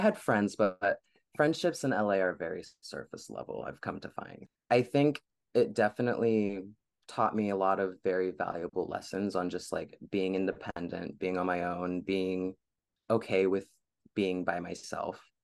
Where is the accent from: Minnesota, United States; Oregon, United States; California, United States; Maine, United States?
California, United States; Bay Area; also born or lived in Los Angeles, California; I was born and raised in the Bay Area, California.